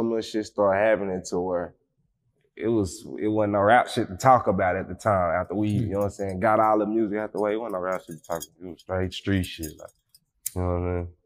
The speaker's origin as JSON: {"language": "English", "town": "Fort Worth", "region": "Texas", "country": "United States", "said": "I'm from Stop 6, so we don't use the number 4"}